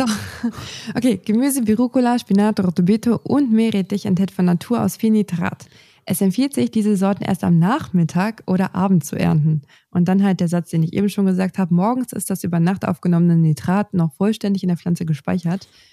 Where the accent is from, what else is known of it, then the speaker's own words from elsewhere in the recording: Northern Germany, Germany; bei uns im Norden